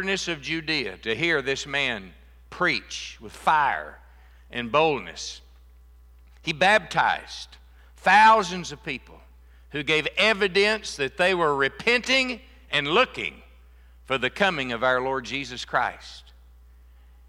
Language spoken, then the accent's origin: English; Texas, United States; moved away; I was born and raised in Texas. And it's always great to be back to my home state